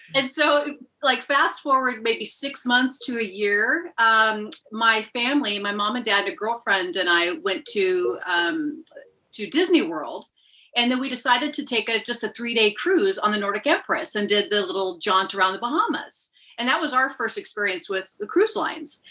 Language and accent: English; Seattle, Washington, United States; I'm from Seattle, Washington, originally